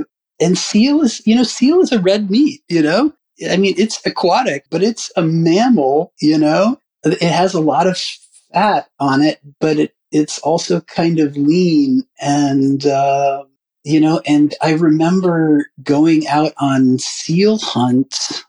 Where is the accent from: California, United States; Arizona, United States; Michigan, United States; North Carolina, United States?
North Carolina, United States; I'm from North Carolina originally too. And I did have some early pig picking memories and stuff like that.